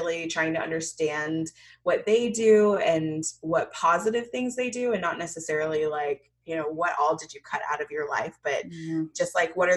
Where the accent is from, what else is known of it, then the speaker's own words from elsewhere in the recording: Jamaica; I'm Jamaican